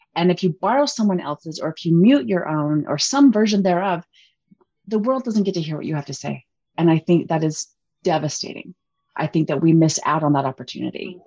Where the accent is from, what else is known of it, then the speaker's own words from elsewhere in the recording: Utah, United States; we're from Utah.